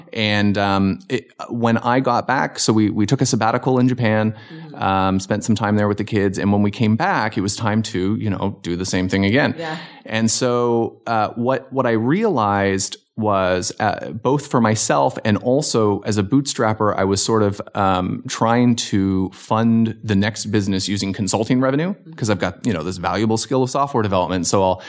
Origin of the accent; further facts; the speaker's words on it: Hamilton, Ontario, Canada; also born or lived in Virginia Beach; now in Los Angeles, United States; I grew up in Canada. So I was from Southern Ontario, Hamilton, Ontario, affectionately known as the Hammer. And it's about an hour south of Toronto.